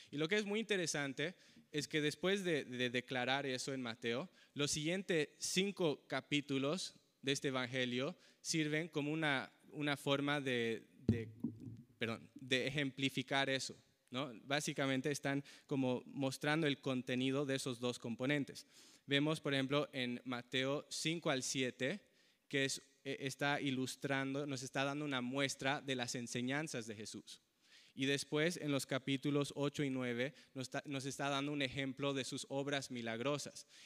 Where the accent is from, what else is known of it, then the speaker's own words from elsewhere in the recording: Bolivia; Yo nací en Bolivia y crecí en Bolivia porque mis padres eran misioneros ahí.